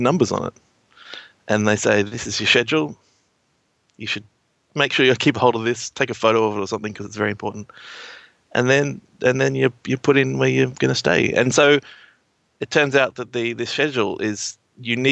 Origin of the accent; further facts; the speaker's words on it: Australia; I'm from Australia as well.